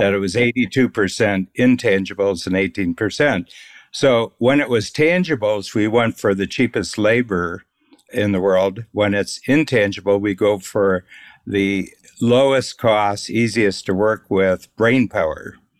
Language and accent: English; Northern Ohio, United States; I grew up in Northern Ohio